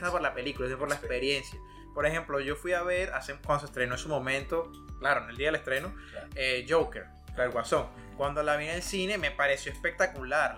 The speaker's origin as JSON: {"language": "Spanish", "country": "Venezuela", "moved": "yes", "lives_now": "United States", "said": "soy de Venezuela."}